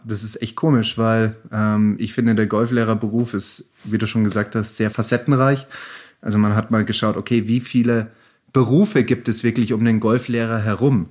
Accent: Germany; bei uns in Deutschland

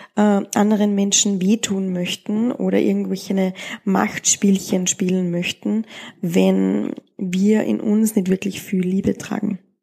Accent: Austria; in der Gegend, wo ich aufgewachsen bin oder in Österreich

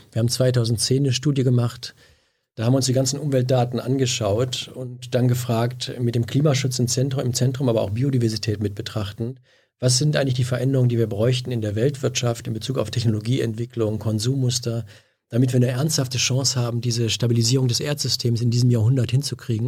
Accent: Bünde, North Rhine-Westphalia, Germany; moved away as an adult; now in Berlin, Germany; ich kam aus, also Bünde hat 40.000 Einwohner

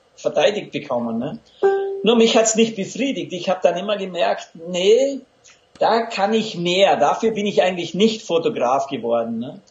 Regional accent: Lake Constance, Austrian side, Vorarlberg, Austria; accent: Vorarlberg dialect; moved away; also born or lived in Los Angeles, United States / Vienna, Austria; ich bin der gebürtiger Vorarlberger vom Bodensee an österreichischer Seite und da, da haben wir wirklich einen Dialekt drauf.

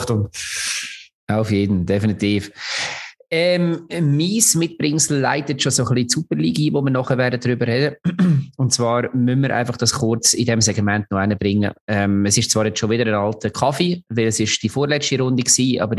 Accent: Lucerne, Switzerland; obwohl man als Luzerner natürlich nicht ganz unglücklich war

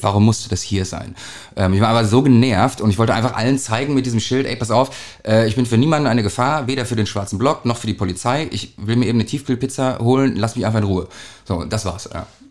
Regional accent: Hamburg, Germany; Wir sind ja aus St. Pauli

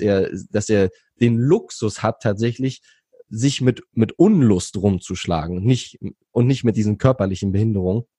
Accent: Berlin, Germany; moved away as an adult; also born or lived in Thailand; Ich bin gebürtiger Berliner

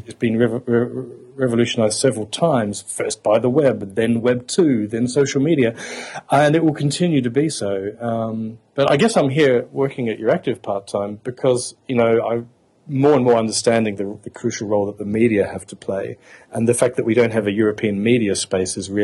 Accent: Adelaide, South Australia, Australia; moved away as an adult; now in Brussels, Belgium; I'm an Australian. I didn't hardly heard a foreign language spoken as I grew up in Adelaide, South Australia

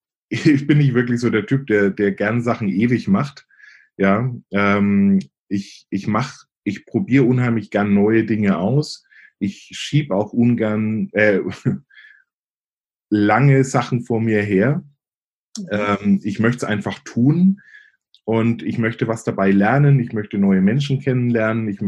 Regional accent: Bavaria, Germany; accent: Franconian; Ich komme ursprünglich aus Oberfranken, ähm, also dem einen oder anderen, der einen oder anderen wird sicherlich auffallen vielleicht ähm, an meinem Akzent. Äh, Fränkische legt man irgendwie nie ganz ab.

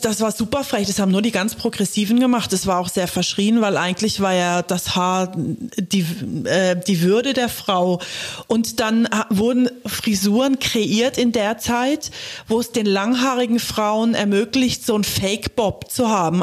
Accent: Germany; also born or lived in England; ich bin in Deutschland aufgewachsen

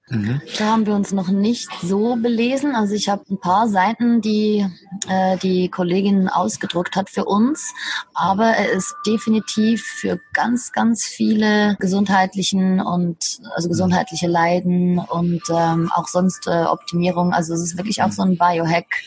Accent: Switzerland; moved away as an adult; ich bin 37, bin ursprünglich aus der Schweiz

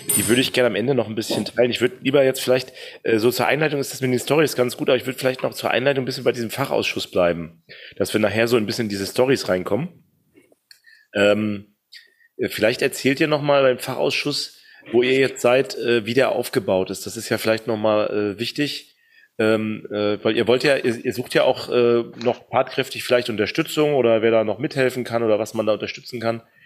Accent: East Germany, Germany; moved away; also born or lived in Bamberg; als Ossi im Westen

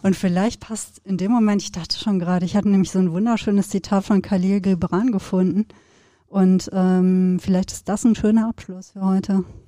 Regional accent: Sauerland, North Rhine-Westphalia, Germany; wir sind ja beide in Gegenden aufgewachsen, wo man ja auch den Sternenhimmel ähm, sehr präsent hatte

